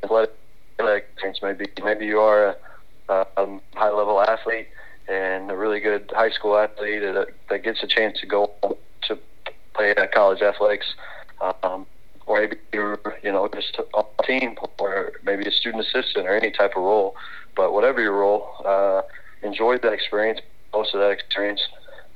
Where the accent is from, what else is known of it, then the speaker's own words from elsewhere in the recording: Mount Vernon, Missouri, United States; also born or lived in Camdenton, Missouri; my dad took the Mount Vernon job. I was in eighth grade, and so that Mount Vernon's kind of my hometown